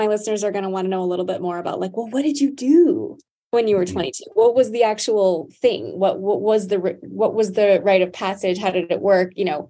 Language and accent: English; Hawaii, United States; and I'm originally from Hawaii, that's where I'm from. I'm not Native Hawaiian